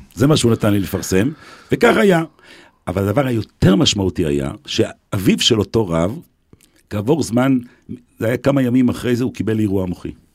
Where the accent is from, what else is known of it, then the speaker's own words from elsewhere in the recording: Jerusalem, Jerusalem District, Israel; also born or lived in Beersheba; אני גדלתי בצעירותי, בילדותי, נולדתי ליד אה, בניין הרדיו בירושלים